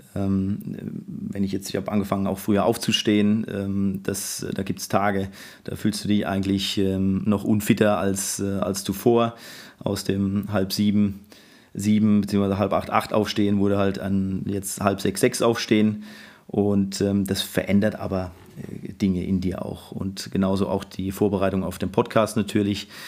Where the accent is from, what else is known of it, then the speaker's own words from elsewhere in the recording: Mannheim, Baden-Württemberg, Germany; ich bin 79er Jahrgang und gebürtiger Mannheimer